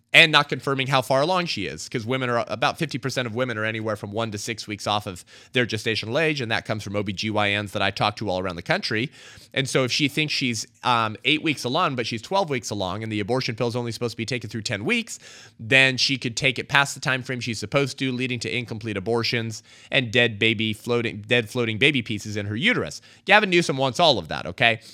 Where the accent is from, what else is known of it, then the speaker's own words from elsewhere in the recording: California, United States; my home state in California